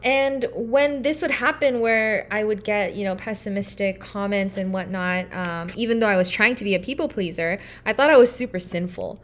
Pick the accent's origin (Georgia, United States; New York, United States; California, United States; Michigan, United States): California, United States; Irvine; moved away as an adult; now in Durham, United States; I am from Irvine, California